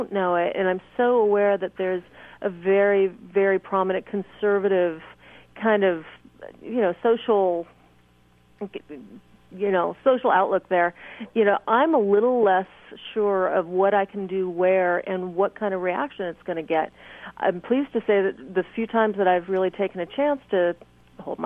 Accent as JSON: {"language": "English", "region": "California", "country": "United States", "tie": "born or raised there", "also_born_or_lived": "Nashville, Tennessee", "said": "when I'm in California, I know this state so well that I kind of know in my hometown where it's okay to walk down the street holding hands."}